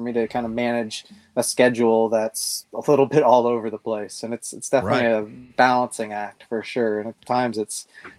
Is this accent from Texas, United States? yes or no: no; California, United States; moved away as an adult; now in Tennessee, United States; I grew up in California. I moved to Tennessee about 10 years ago